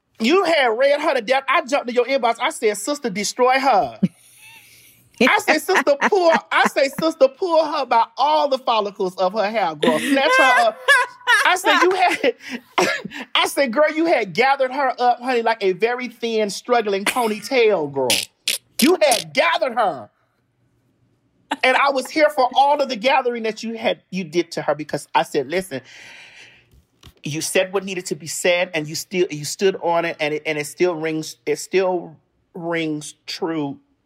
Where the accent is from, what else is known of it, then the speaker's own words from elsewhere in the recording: Miami, Florida, United States; moved away; Because I'm from Miami, so I went home to Miami